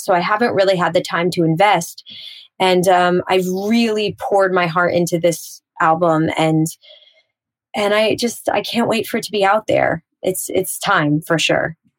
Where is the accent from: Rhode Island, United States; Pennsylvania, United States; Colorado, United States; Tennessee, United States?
Pennsylvania, United States; also born or lived in Trenton, New Jersey; even though I am from Pennsylvania and I really did grow up in Pennsylvania